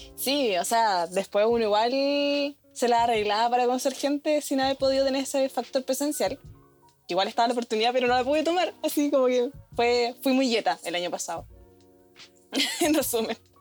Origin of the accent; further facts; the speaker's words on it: Puerto Montt, Los Lagos, Chile; moved away as an adult; soy de Puerto Montt